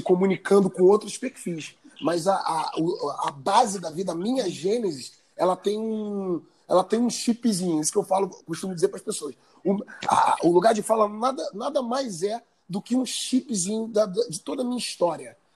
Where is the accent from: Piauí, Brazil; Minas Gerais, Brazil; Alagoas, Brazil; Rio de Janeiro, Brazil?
Rio de Janeiro, Brazil; Nova Iguaçu; de Nova Iguaçu, que é a Baixada Fluminense, onde eu cresci